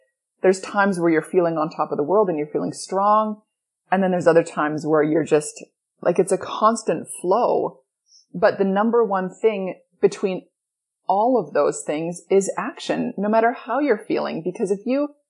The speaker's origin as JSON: {"language": "English", "town": "Edmonton", "region": "Alberta", "country": "Canada", "tie": "born or raised there", "moved": "yes", "said": "I grew up in Edmonton, Alberta, Canada. I grew up in darkness and in cold"}